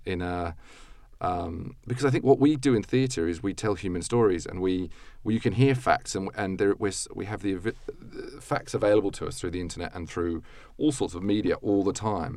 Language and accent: English; Australia; moved away as an adult; as an Australian